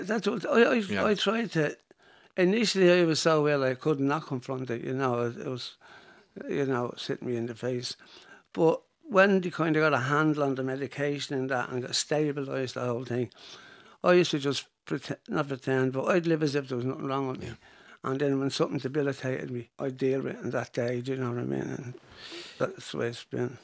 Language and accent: English; Dublin, Leinster, Ireland; growing up in Finglas, when I started, Finglas was a village